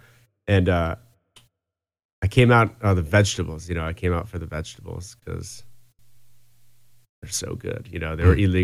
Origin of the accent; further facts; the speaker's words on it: Philadelphia, Pennsylvania, United States; I'm from Philadelphia